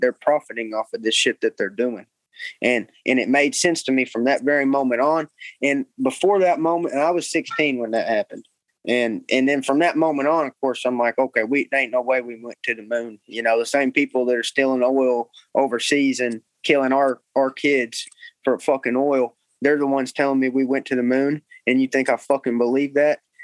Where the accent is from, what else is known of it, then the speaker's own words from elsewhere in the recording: Cabot, Arkansas, United States; I grew up in Cabot